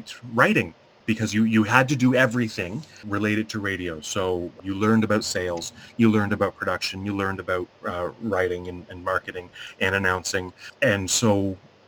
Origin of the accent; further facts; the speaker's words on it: Mississauga, Ontario, Canada; moved away as an adult; now in Sarnia, Canada; I'm originally from Mississauga.